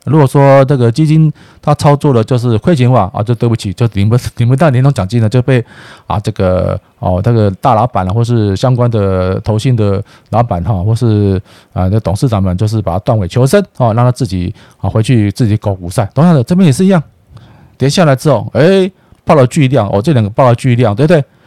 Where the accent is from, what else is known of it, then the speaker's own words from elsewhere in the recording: Taiwan; 我爱台湾啊，我是台湾人，我是台湾人呐